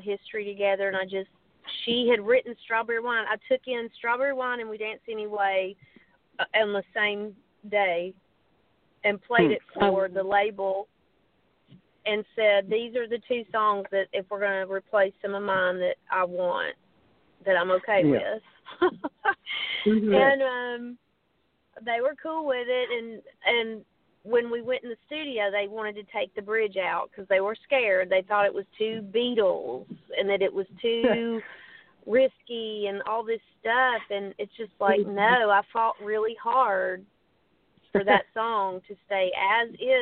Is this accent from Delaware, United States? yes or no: no; Nashville, Tennessee, United States; growing up in Nashville in the business